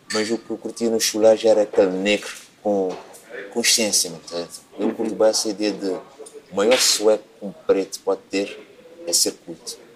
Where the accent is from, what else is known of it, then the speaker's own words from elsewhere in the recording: Cape Verde; moved away as an adult; now in Portugal; Quando eu vim de Cabo Verde